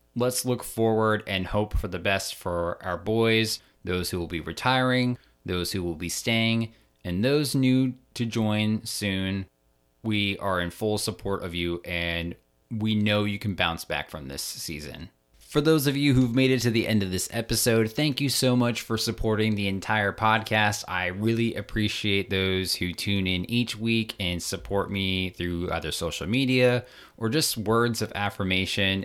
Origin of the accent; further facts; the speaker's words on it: Maryland, United States; moved away; I'm originally from Maryland, so I grew up around a lot of Ravens fans.